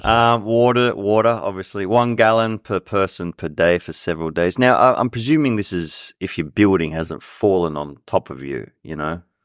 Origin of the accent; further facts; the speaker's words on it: Sydney, New South Wales, Australia; moved away; I'm from Sydney